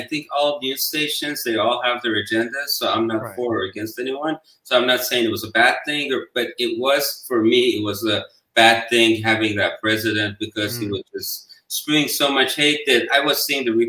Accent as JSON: {"language": "English", "country": "Iran", "moved": "yes", "lives_now": "United States", "said": "I was from Iran"}